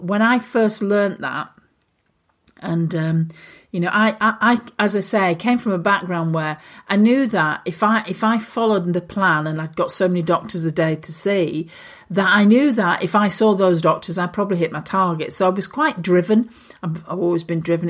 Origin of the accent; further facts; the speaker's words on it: Lancashire, North West England, United Kingdom; I'm a girl from Lancashire